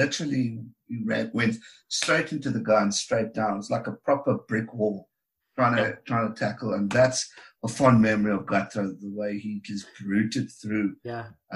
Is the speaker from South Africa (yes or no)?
yes; South Africa; As a South African